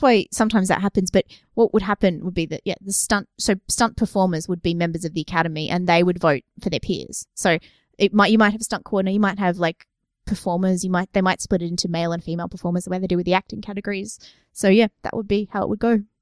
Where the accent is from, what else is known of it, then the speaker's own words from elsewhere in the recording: Australia; we've got a bit of a cultural history here